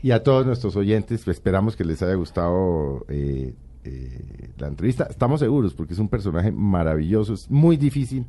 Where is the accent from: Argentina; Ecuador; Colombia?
Colombia; como colombiano